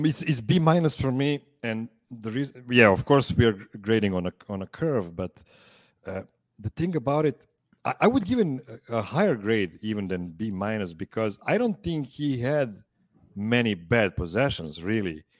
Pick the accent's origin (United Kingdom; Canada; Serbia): Serbia; I'm calling from Pančevo, Serbia